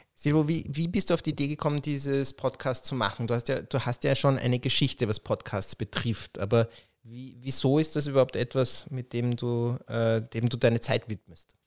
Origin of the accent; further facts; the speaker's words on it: Vienna, Austria; als jemand, der in Wien aufgewachsen ist